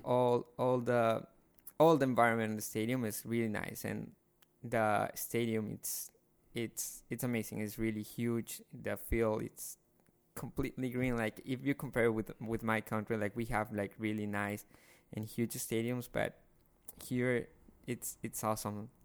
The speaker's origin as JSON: {"language": "English", "town": "Guayaquil", "region": "Guayas", "country": "Ecuador", "moved": "yes", "said": "I'm from Guayaquil, Ecuador."}